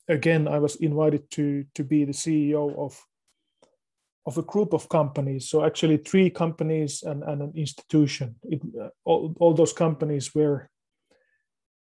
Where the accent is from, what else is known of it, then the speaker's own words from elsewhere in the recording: Finland; I live in Finland. I was born here in Finland